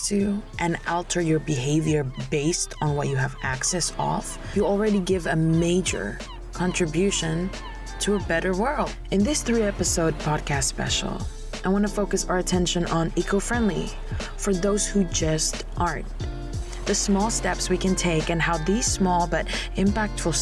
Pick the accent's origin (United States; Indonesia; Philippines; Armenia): Indonesia; moved away; I came from Indonesia